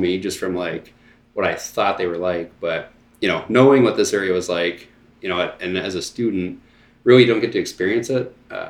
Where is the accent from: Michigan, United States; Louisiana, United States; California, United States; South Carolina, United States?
Michigan, United States; Sault Ste. Marie; we grew up on the St. Mary's River in Sault Ste. Marie. So, like, we had a boat lift. The boat was literally right there.